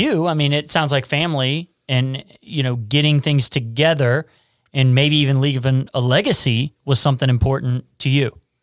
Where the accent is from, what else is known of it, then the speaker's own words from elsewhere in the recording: Cincinnati, Ohio, United States; I grew up in Price Hill, poor Appalachian kind of community